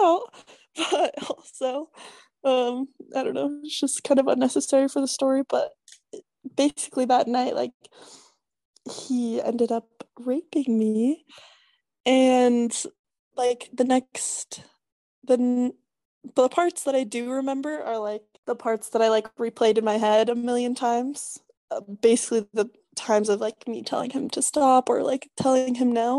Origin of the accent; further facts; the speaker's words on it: Colorado, United States; moved away as an adult; now in Utah, United States; I'm from Colorado.